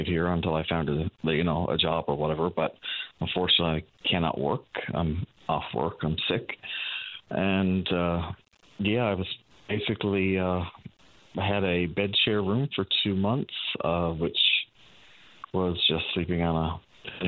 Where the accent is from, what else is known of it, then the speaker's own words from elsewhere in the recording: Channel-Port aux Basques, Newfoundland and Labrador, Canada; moved away as an adult; I'm originally from Port of Bass too